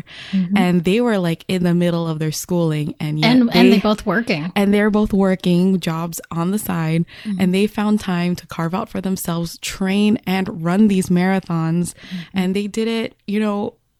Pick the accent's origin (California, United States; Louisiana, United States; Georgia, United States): California, United States; as a Californian